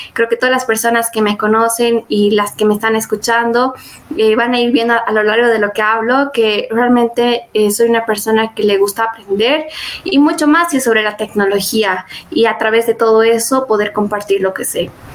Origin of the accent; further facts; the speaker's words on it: Bolivia; first language Spanish; soy líder del GDSI en la Universidad Católica Uriana San Pablo, en Bolivia